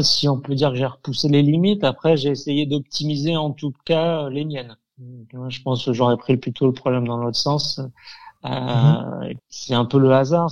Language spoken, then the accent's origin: French; Avignon, Provence-Alpes-Côte d'Azur, France; je suis un avignonnais pur souche. Hein. Je suis né à Avignon, j'ai été formé à Avignon